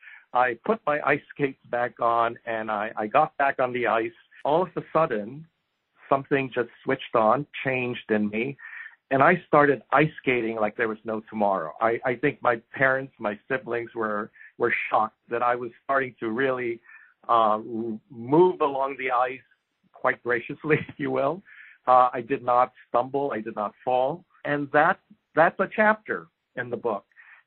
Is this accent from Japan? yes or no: yes; Japan; So a few things about growing up in Japan.